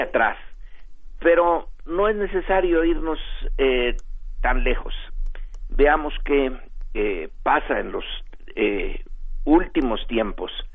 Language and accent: Spanish; Mexico; nosotros como mexicanos